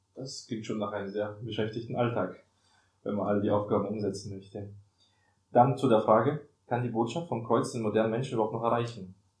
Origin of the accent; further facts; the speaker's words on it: Germany; wir kommen ja aus Deutschland